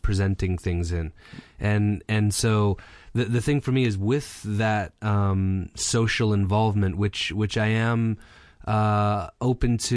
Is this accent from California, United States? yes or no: yes; Los Angeles, California, United States; also born or lived in Santa Monica; I grew up in Reseda, which I like to say is where the Karate Kid is from